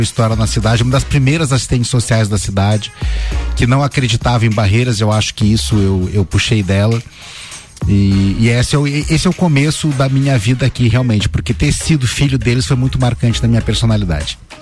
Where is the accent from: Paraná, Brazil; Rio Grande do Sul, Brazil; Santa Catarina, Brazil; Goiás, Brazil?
Santa Catarina, Brazil; Lages; eu nasci em Lages é, e permaneço em Lages às vezes por amor, às vezes por teimosia